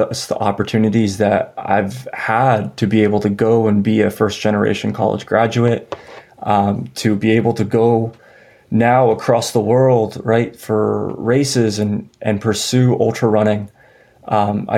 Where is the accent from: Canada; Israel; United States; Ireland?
United States; San Antonio, Texas; also born or lived in Denver; now in Austin, United States; I grew up in San Antonio, Texas